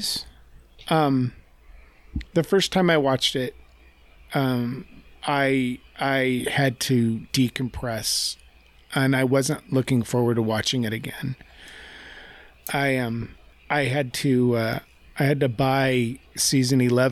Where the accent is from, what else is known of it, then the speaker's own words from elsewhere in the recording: United States; I'm an American who went to college and took an entire year's worth of a foreign language